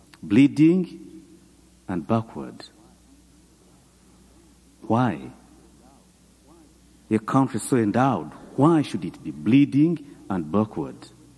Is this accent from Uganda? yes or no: yes; Uganda; also born or lived in United States; I come from Uganda.